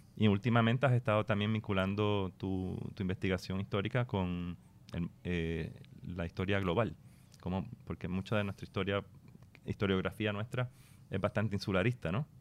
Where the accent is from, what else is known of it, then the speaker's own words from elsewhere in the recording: Puerto Rico; única nuestra como puertorriqueño